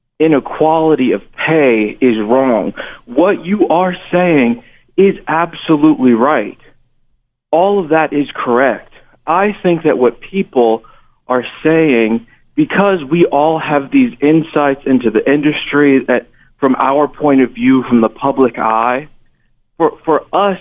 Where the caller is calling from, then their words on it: Missouri, United States; calling from Missouri.